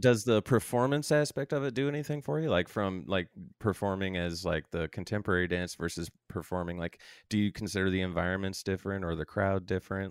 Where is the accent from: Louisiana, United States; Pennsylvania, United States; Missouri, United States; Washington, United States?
Missouri, United States; Saint Charles County; also born or lived in Jacksonville, Florida / West Palm Beach, Florida; now in St. Louis, United States; grew up out in Saint Charles County